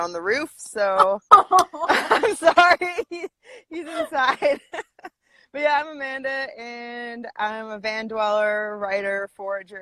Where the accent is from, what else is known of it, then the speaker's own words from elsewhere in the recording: Vancouver Island, British Columbia, Canada; also born or lived in Squamish, British Columbia; I'm from BC. I grew up on Vancouver Island